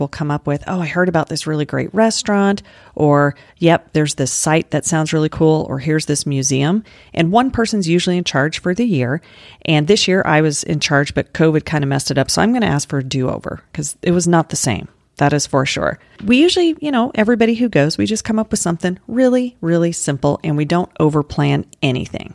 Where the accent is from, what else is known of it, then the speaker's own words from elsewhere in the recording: Denver, Colorado, United States; now in Florida, United States; I grew up in Denver